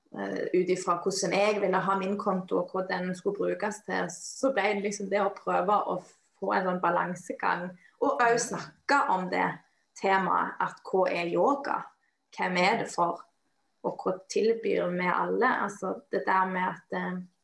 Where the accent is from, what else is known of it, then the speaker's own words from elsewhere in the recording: Western Norway, Norway; moved away; jeg kommer fra Vestlandet